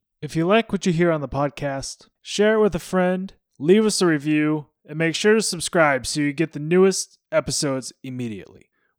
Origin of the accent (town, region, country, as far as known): Wasilla, Alaska, United States; born or raised there; now in Nebraska, United States